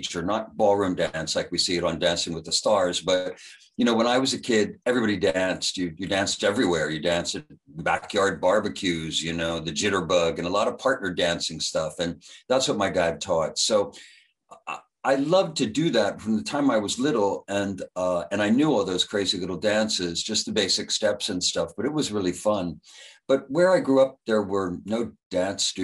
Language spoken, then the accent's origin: English; outside of Philadelphia, Pennsylvania, United States; moved away as an adult; also born or lived in Tucson, Arizona; I grew up outside of Philly